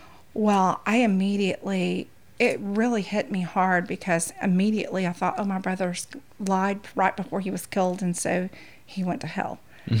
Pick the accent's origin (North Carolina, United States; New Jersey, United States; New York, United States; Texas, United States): Texas, United States; East; moved away as an adult; now in Louisiana, United States; I'm actually from East Texas. Okay. And a Texas raised, born and raised girl. Married a Louisiana boy. That's how I ended up in Louisiana.